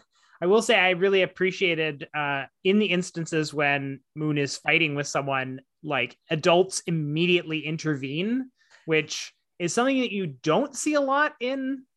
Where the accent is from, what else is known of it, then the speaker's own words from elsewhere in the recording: Canada; as a Canadian reader